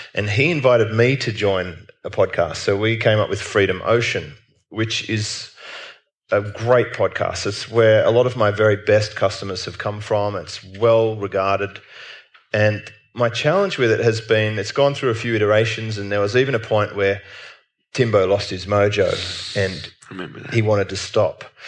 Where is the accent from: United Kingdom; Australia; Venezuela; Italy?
Australia; as an Australian